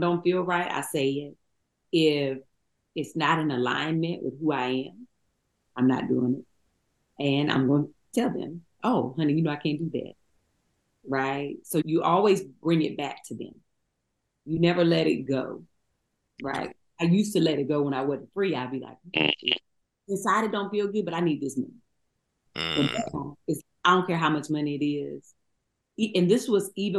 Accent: Eden, North Carolina, United States; moved away; We come from Eden, North Carolina

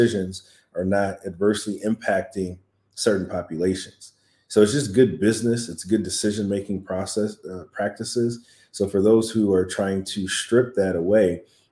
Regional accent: South Bend, Indiana, United States; I grew up primarily in South Bend, Indiana, right down the street from Notre Dame

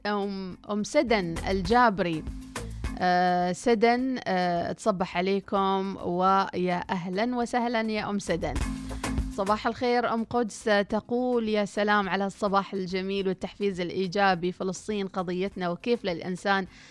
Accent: Oman; طبيعتنا كعمانيين شعب خجول جدا

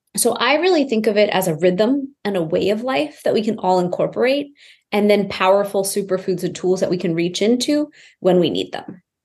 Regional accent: Houston, Texas, United States; I grew up in Houston, Texas to this immigrant family.

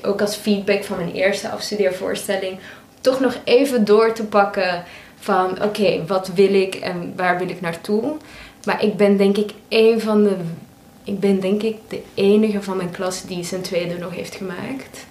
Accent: Belgium; moved away as an adult; also born or lived in Maastricht; now in The Hague, Netherlands; ik van België kom

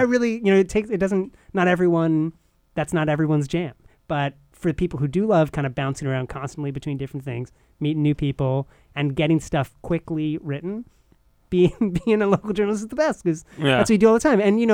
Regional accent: Irvington, New York, United States; now in New Haven, United States; I'm from the suburbs of New York City, a town called Irvington, by the Tappan Zee Bridge

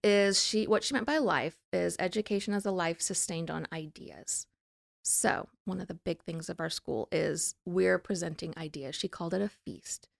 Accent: New Orleans, Louisiana, United States; I'm from New Orleans

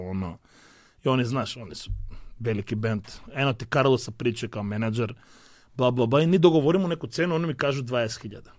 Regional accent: North Macedonia; ja sam artist sad iz Makedonije

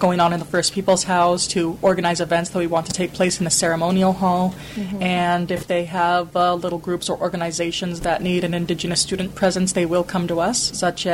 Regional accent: Blackfeet Nation of Montana, United States; now in Victoria, Canada; Blackfeet Nation of Montana representing.

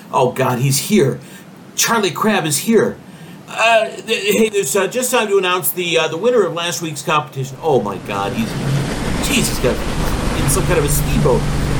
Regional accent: London, United Kingdom; …

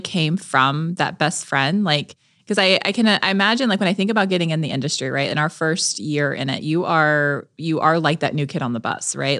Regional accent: Melbourne, Florida, United States; We used to vacation in the Keys 'cause we're from Melbourne, Florida

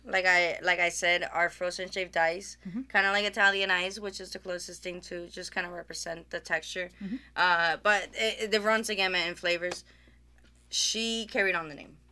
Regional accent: Aguadilla, Puerto Rico; moved away; we are originally from Puerto Rico, uh, Aguadilla, Puerto Rico

